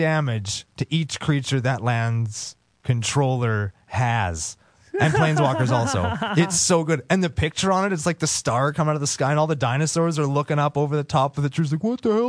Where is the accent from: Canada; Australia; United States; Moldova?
Canada; also born or lived in Saskatoon; And he cost me $250 because I'm Canadian.